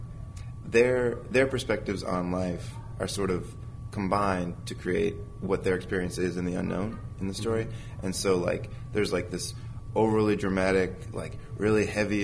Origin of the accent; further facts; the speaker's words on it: New Jersey, United States; moved away as an adult; now in California, United States; I grew up in New Jersey, and I was used to the seasons of the year. But for to go to animation school, I moved out to California